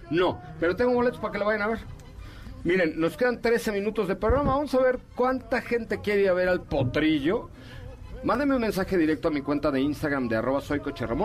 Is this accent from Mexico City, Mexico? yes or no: yes; Mexico City, Mexico; born there; ah nací en la colonia Roma, pero